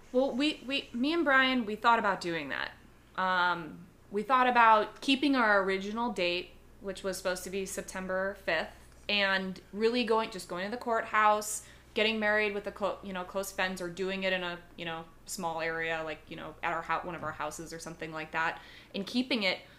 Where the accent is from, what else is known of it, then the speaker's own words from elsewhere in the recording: Chicago, Illinois, United States; moved away; I'm originally from Chicago